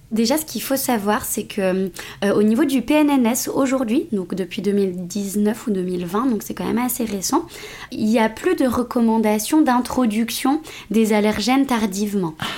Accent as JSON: {"language": "French", "country": "France", "tie": "born or raised there", "said": "je, suis d'origine marocaine, je suis née en France mais euh, du coup ma famille est d'origine marocaine"}